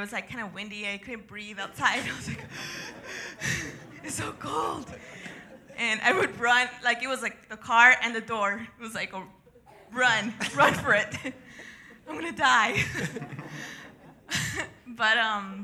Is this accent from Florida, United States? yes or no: no; El Paso, Texas, United States; also born or lived in Ciudad Juárez, Mexico; I was actually born and raised in El Paso and Juarez.